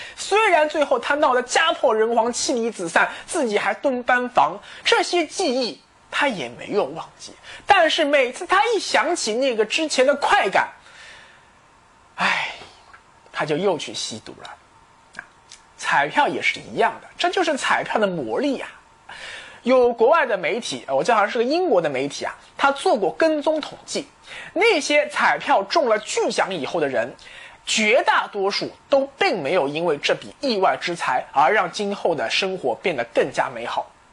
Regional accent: China; 我们中国人

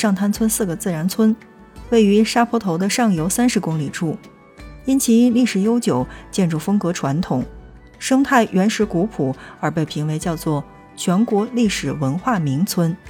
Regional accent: Ningxia, China; 如果说去到我们的宁夏的话，

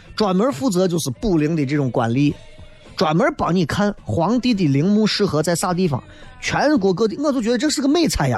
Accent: Shaanxi, China; 作为陕西人，真的是特别的骄傲， 特别的骄傲

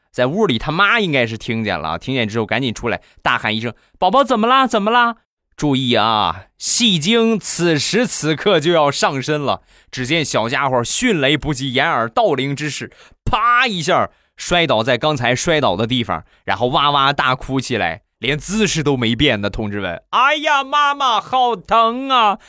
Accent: Rizhao, Shandong, China; 我们家乡的特产，日照绿茶

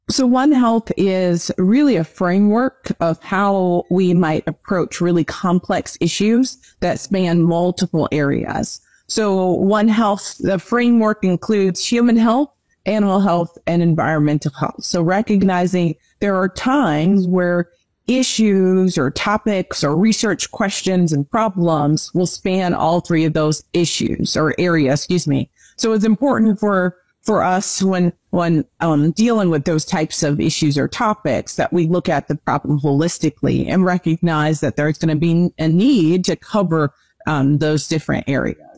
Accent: New Jersey, United States; I am originally from New Jersey, born and raised, and I now reside in South Jersey, not the town I grew up in, but um, I made my way back home

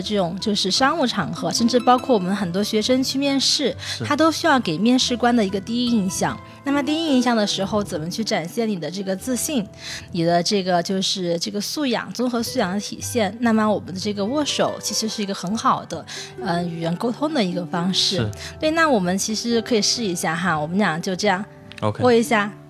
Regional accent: China; 那我们现在就讲讲我们中国人通常喜欢跟怎么跟他们去问候

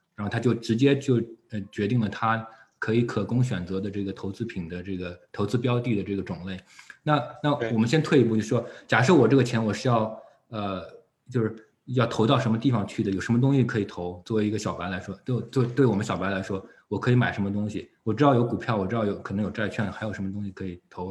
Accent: China; 我们作为中国人的这个文化背景或者，嗯，习惯

